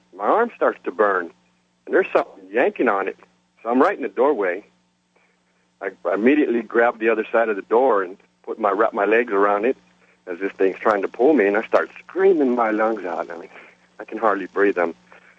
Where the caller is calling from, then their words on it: San Antonio, Texas, United States; This is …, and I'm calling from San Antonio, Texas, listening on the big blowtorch, WOAI.